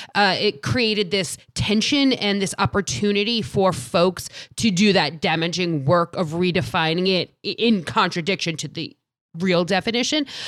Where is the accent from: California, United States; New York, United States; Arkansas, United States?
New York, United States; New York area, United States; I'm from New, the New York area